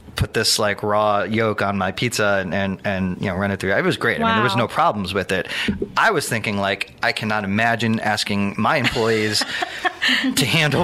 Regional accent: Long Island, New York, United States; moved away; originally from Long Island, and my family's from Brooklyn

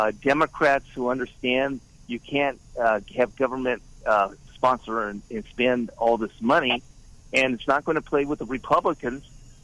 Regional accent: California, United States; born there; You know, Craig, I was born here in California.

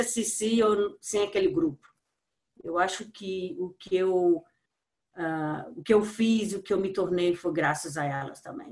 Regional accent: Brazil; sou brasileira, amo meu país

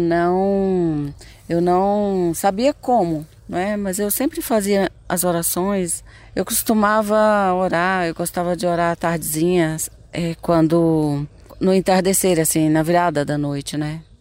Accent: Brasília, Federal District, Brazil; born or raised there; also born or lived in Goiânia, Goiás, Brazil

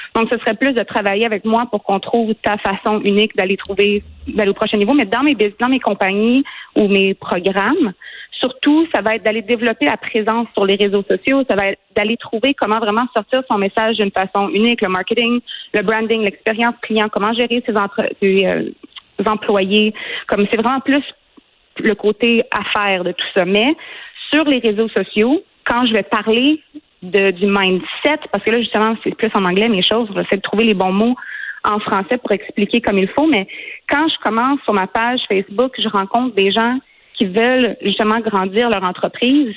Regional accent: Quebec, Canada; Moi, je suis québécoise

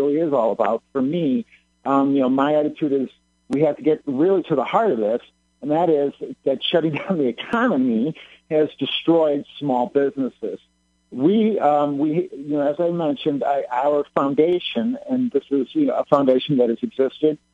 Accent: Illinois, United States; born and raised in Illinois

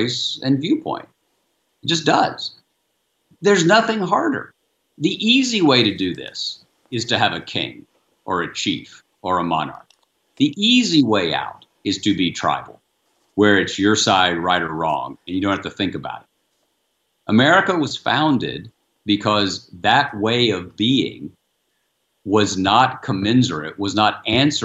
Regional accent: the South, Southern United States, United States; I'm a Southerner

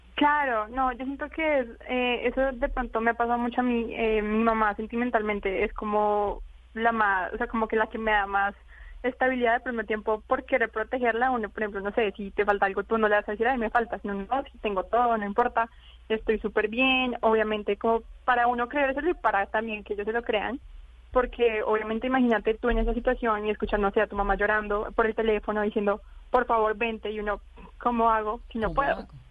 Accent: Colombia; now in Wuhan, China

